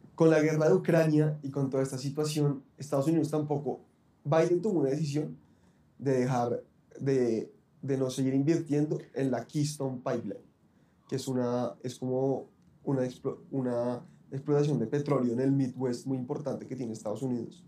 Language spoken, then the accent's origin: Spanish; Bogotá, Colombia; así somos muchos los bogotanos